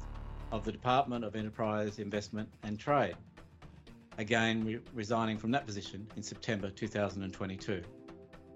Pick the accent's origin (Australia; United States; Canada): Australia; born or raised there